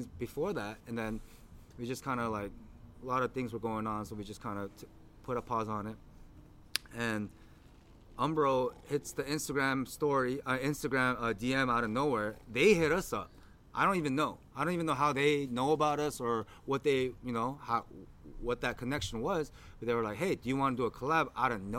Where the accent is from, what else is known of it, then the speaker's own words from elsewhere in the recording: United States; we're from America